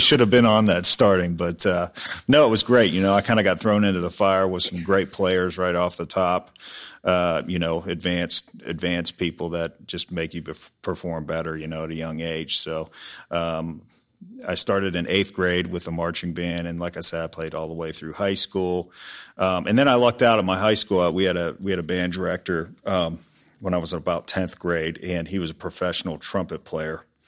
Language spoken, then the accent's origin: English; Peters Township, Pennsylvania, United States; moved away as an adult; also born or lived in Pittsburgh / Nashville; now in Dallas, United States; I grew up in the Peters Township area and went to high school there